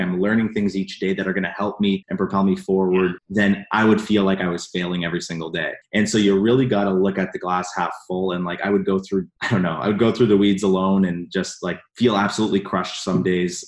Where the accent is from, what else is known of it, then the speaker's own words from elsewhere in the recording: Canada; I was working here in Toronto, so I'm from Canada